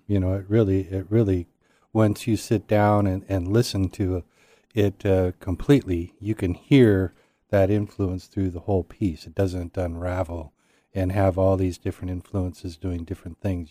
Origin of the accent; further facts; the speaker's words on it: United States; growing up in America